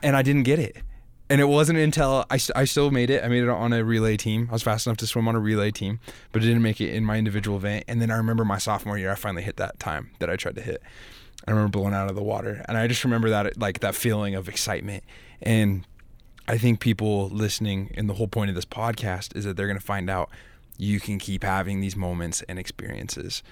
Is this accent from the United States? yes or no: yes; Idaho, United States; I'm from Idaho as well